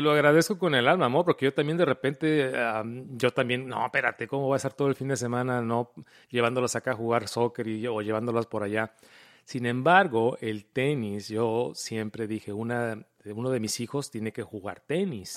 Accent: Mexico; moved away; como mexicanos, automáticamente uno juega fútbol, soccer.

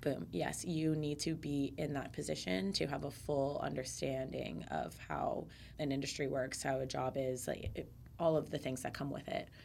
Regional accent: Central Florida, United States; growing up in Central Florida

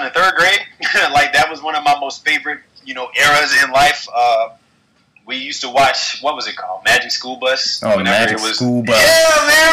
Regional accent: Alabama, United States; moved away; also born or lived in Atlanta, Georgia / New York City; growing up in the South in Alabama

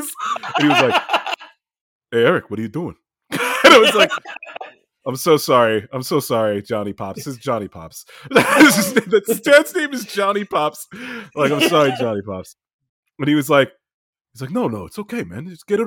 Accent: New Jersey, United States; moved away as an adult; also born or lived in Miami; So Sal and I grew up in New Jersey, and I lived there till I was 24.

